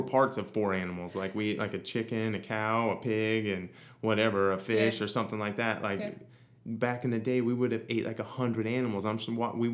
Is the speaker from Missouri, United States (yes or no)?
yes; Missouri, United States; moved away as an adult; now in Hawaii, United States; growing up in Missouri